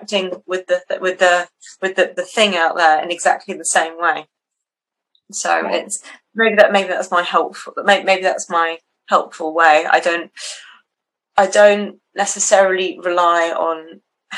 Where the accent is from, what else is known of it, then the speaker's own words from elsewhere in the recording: Switzerland; moved away; I grew up in Switzerland quite a lot, like walking in the mountains